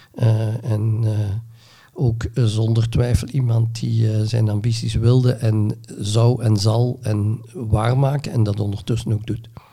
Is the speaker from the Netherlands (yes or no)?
no; Neerpelt, Flanders, Belgium; Ik ben geboren in Neerpelt in 1957